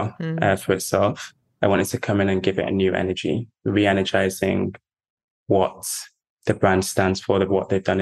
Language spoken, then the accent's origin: English; Manchester, North West England, United Kingdom; growing up in Manchester